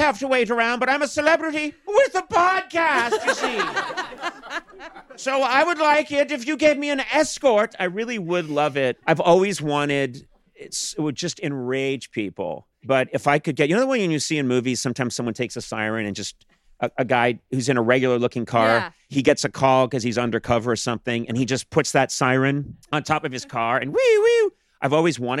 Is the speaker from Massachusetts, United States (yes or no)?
yes; Massachusetts, United States; moved away as an adult; now in Los Angeles, United States; I grew up on the East Coast in Massachusetts.